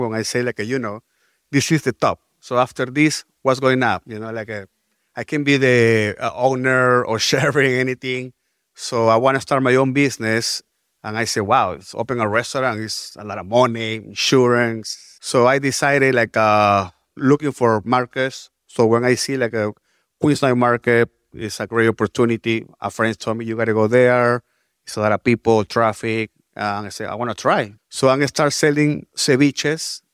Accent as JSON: {"language": "English", "region": "Lima", "country": "Peru", "moved": "as an adult", "lives_now": "New York, United States", "said": "I'm from Lima, Peru"}